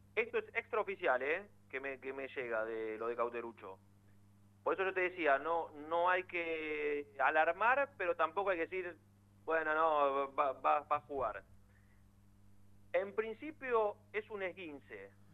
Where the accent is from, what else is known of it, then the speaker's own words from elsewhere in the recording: Buenos Aires, Argentina; yo soy de Villaluro